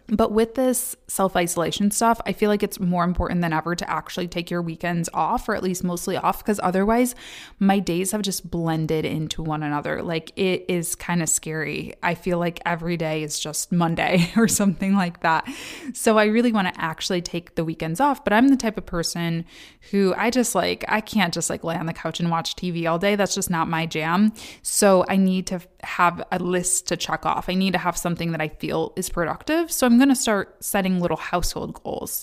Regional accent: Kalamazoo, Michigan, United States; now in Detroit, United States; Kalamazoo, Michigan, my hometown

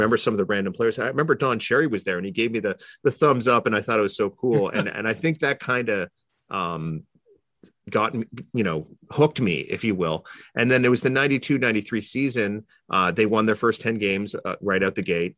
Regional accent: Toronto, Ontario, Canada; I grew up in Toronto

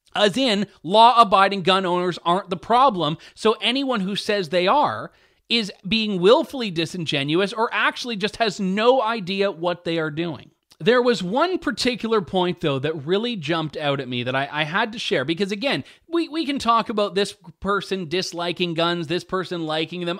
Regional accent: Ontario, Canada; I, I was raised in Ontario, and I've lived here uh, all of my life

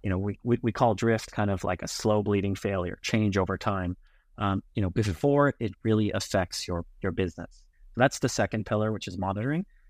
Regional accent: Los Angeles, California, United States; moved away as an adult; also born or lived in Berkeley, California / New York City; now in Tel Aviv, Israel; born and raised in L A, in the San Fernando Valley

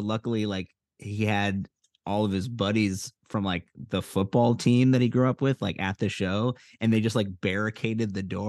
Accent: Evanston, Illinois, United States; now in Los Angeles, United States; my hometown of Evanston, Illinois

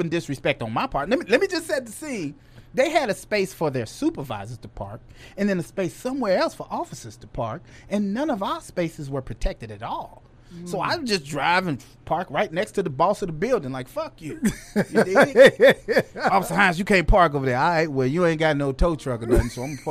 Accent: Chicago, Illinois, United States; I'm still from Chicago.

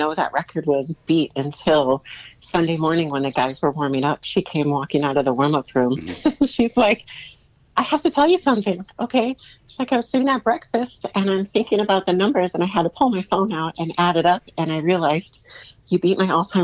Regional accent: Carpentersville, Illinois, United States; also born or lived in California; now in Arizona, United States; I'm from Carpentersville, Illinois

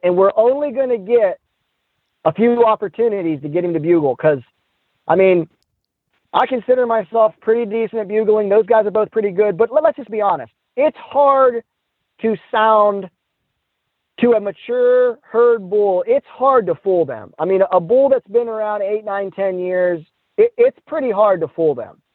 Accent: Midwest, United States; I'm from the Midwest

